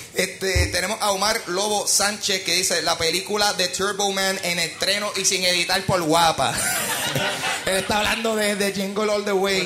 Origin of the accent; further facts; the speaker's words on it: Puerto Rico; como puertorriqueños